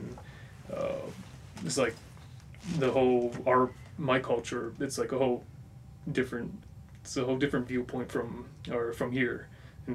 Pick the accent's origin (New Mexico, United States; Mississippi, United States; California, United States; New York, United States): New Mexico, United States; From New Mexico.